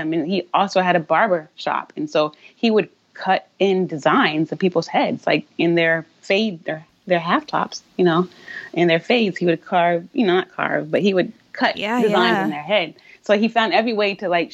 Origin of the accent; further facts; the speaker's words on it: South Carolina, United States; moved away as an adult; also born or lived in Atlanta, Georgia / Boston, Massachusetts / Brooklyn, New York; now in Hoboken, United States; I'm originally from South Carolina